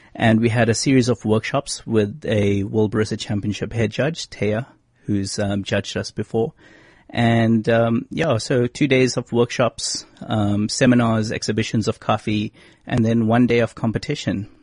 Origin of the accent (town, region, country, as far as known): South Africa